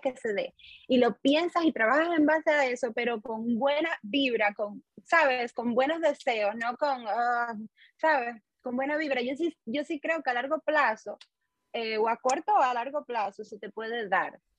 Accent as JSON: {"language": "Spanish", "region": "Holguín", "country": "Cuba", "tie": "born or raised there", "also_born_or_lived": "Havana, Cuba / Santiago de Cuba, Cuba / China", "moved": "as an adult", "lives_now": "United Arab Emirates", "said": "cuando regresé a Holguín, terminé mi primer y segundo año del conservatorio."}